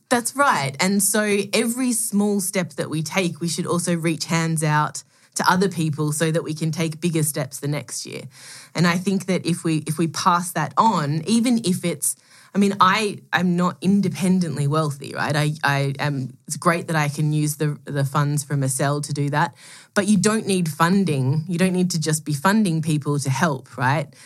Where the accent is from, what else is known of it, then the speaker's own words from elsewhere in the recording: Melbourne, Victoria, Australia; moved away as an adult; I'm Australian. I was born, grew up in Melbourne